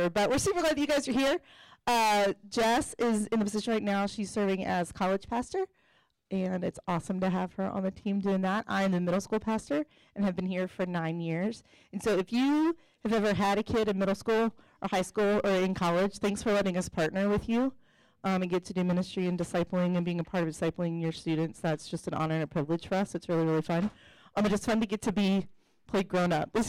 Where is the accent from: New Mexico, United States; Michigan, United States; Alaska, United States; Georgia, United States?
Georgia, United States; Atlanta; I came from Atlanta, Georgia, where let's just say there are very traditional women roles